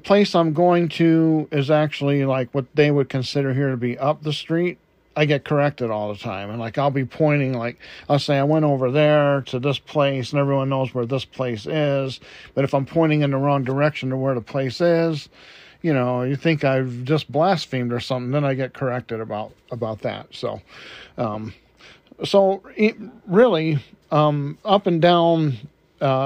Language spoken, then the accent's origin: English; Detroit, Michigan, United States; moved away; I was born and raised in Detroit, Michigan